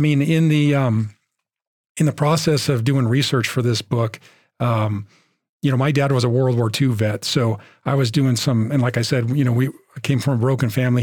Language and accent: English; Bay Area, California, United States; we're from the Bay Area